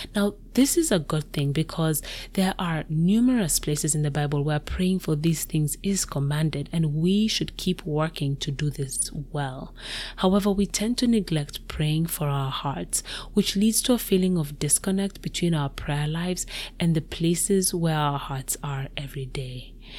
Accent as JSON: {"language": "English", "country": "Kenya", "moved": "as an adult", "lives_now": "United States", "said": "I moved to the US from my home country, Kenya"}